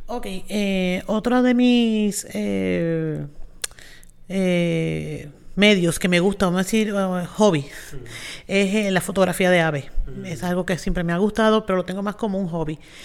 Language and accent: Spanish; Mayagüez, Puerto Rico; soy aquí de Mayagüez